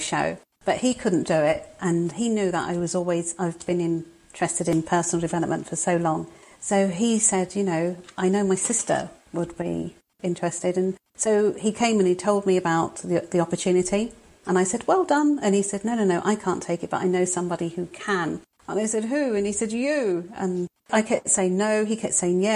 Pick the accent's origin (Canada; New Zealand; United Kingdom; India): United Kingdom; London; now in Crewe, United Kingdom; I was born in London. I'm a Londoner originally, but I'm up north at the moment